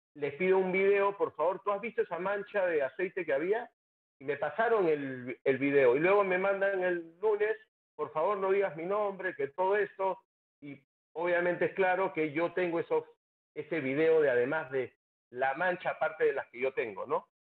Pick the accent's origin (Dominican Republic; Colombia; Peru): Peru; como peruano